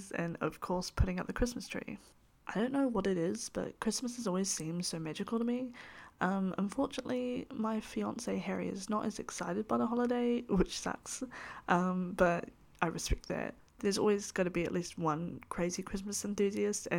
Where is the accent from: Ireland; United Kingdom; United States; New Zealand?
New Zealand; I am a Kiwi. This meaning that I live in the beautiful country that is New Zealand